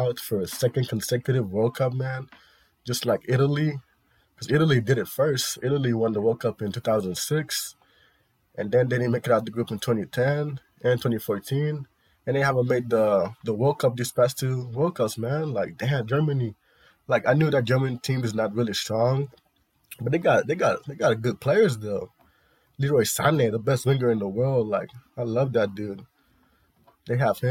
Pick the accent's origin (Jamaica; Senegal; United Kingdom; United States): Senegal; I'm from Senegal